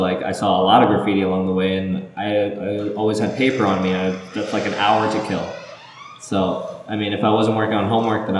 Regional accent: New York City, New York, United States; also born or lived in Libya / Bangladesh; I actually was born in Libya, then I was in Bangladesh for like about a year or less, and then I came to New York when I was about two, three years old. I was, yeah, so pretty much grew up here in Jamaica, Queens.

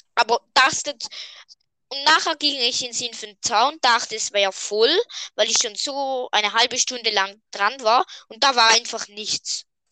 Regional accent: Switzerland; wir sind Schweizer und darum, ja, reden wir normal

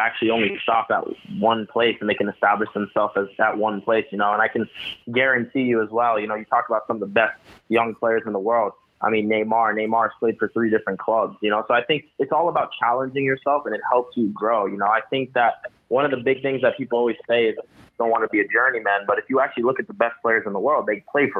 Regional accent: United States; I grew up in America, so for the most part, I do say soccer

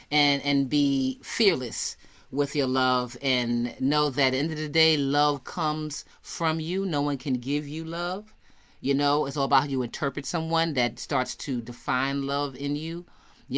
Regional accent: New York, United States; I'm from New York

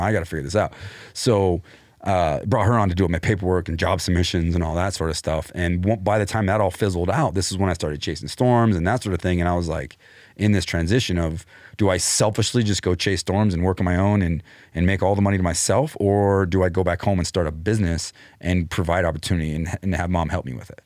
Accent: Clovis, New Mexico, United States; moved away; also born or lived in Austin / Denver; I was born in Clovis

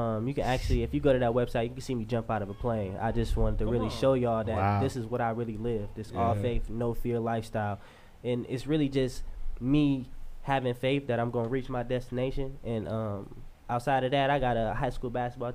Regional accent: Grand Rapids, Michigan, United States; I'm from Grand Rapids

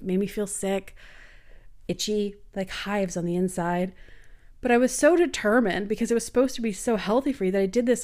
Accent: Canada; I'm from Canada.

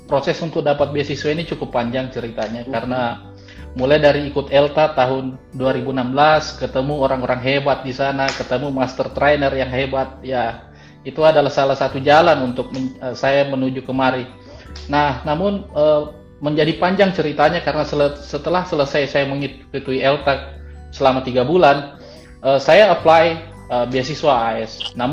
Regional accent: Sorong, Southwest Papua, Indonesia; now in Adelaide, Australia; Uh, saya itu asal dari Sorong

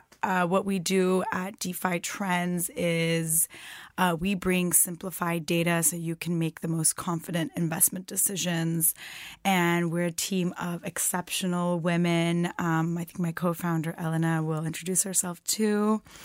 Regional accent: Turkey; I'm from Turkey.

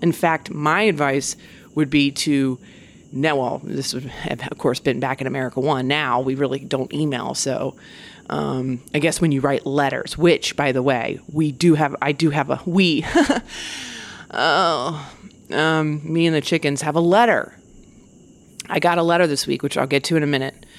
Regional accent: United States; I'm such an American

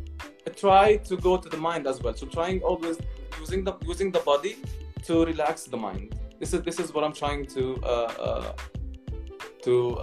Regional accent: Palestine; I was raised in Palestine that I'm a Palestinian

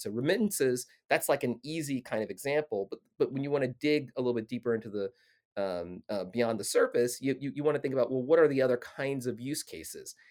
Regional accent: Arkansas, United States; now in Washington, D.C., United States; I'm a kid from Arkansas who lives, you know, in Washington, D C.

